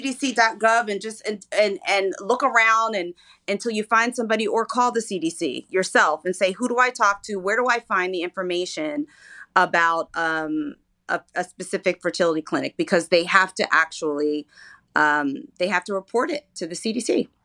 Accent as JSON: {"language": "English", "town": "Philadelphia", "region": "Pennsylvania", "country": "United States", "said": "I'm from Philly"}